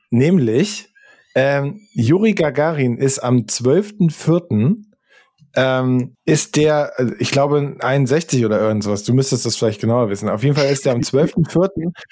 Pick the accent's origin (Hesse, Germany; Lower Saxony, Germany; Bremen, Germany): Hesse, Germany; Also der Grenzfluss, der von mir, wo ich aufgewachsen bin, ich bin im Nordhessischen aufgewachsen, der nächste Grenzfluss war die Werra.